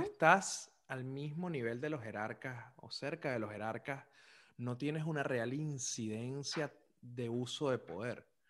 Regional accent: Caracas, Capital District, Venezuela; moved away; also born or lived in Zulia; yo fui criado en una embajada zuliana en Caracas

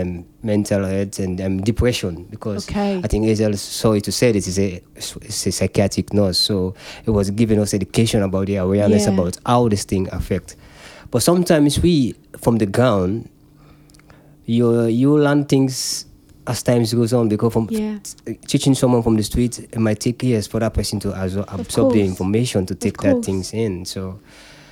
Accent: Sierra Leone; now in United Kingdom; I'm from Africa

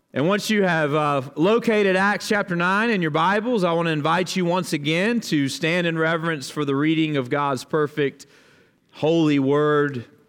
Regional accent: Dothan, Alabama, United States; now in Kentucky, United States; they both live in my hometown, Dothan, Alabama

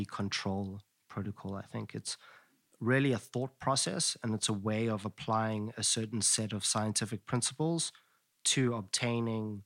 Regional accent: Johannesburg, Gauteng, South Africa; I grew up in Johannesburg

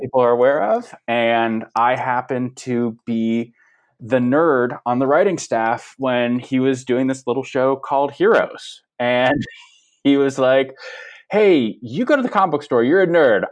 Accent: Los Angeles, California, United States; I grew up in Los Angeles in the San Fernando Valley

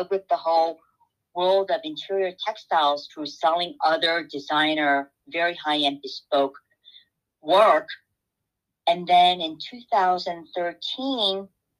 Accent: South Korea; now in New York, United States; as a child growing up in Korea

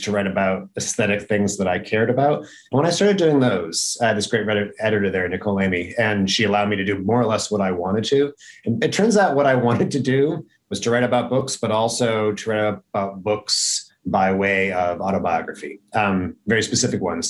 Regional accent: upstate New York, United States; I wrote about my hometown

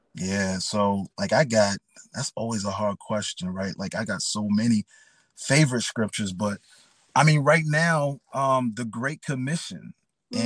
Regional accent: New York City, New York, United States; I grew up in the Bronx, New York, um, the best place on earth

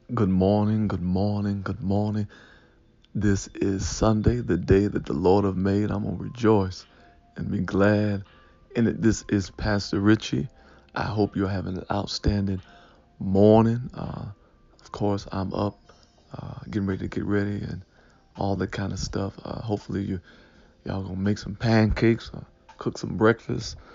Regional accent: Detroit, Michigan, United States; I was raised in Detroit, right by Seven Mile and uh, Lasser

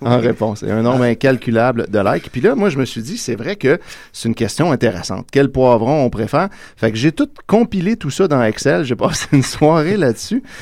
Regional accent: Quebec, Canada; chez nous au Québec

